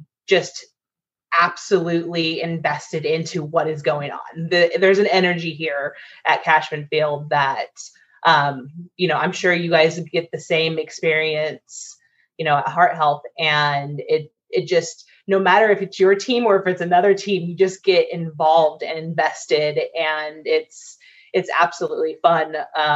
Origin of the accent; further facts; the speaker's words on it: Sacramento, California, United States; now in Las Vegas, United States; It's my hometown